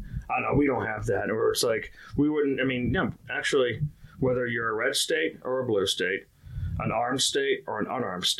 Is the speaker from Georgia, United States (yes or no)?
no; Massachusetts, United States; now in Washington, D.C., United States; I'm from Massachusetts, so you don't snitch. But living in D.C. after a while, if a backpack is abandoned on a subway, you know to tell somebody.